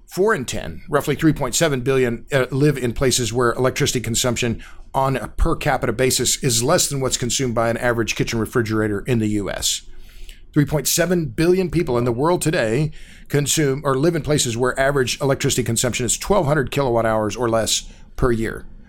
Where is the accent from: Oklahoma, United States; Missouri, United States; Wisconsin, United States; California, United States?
Oklahoma, United States; Tulsa; I grew up in Tulsa. It's my hometown.